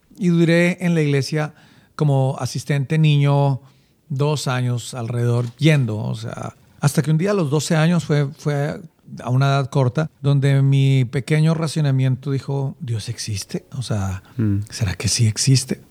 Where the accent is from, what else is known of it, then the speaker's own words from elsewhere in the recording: Bogotá, Colombia; Nací en Bogotá. Soy bogotano. Eh, recuerdo que mi, niñez la hice en un barrio llamado Bonanza, mm, un barrio al occidente de Bogotá.